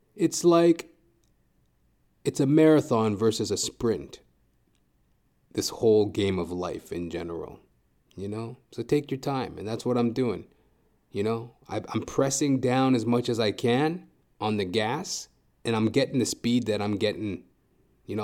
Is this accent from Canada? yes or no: yes; Edmonton, Alberta, Canada; moved away as an adult; also born or lived in Toronto; I'm originally from Edmonton, Alberta, and when I first moved from Edmonton, Alberta to Toronto, the first time, that was in two thousand eight.